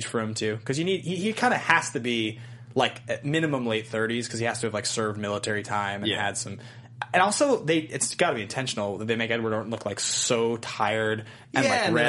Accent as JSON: {"language": "English", "country": "Cuba", "said": "I'm from Cuba."}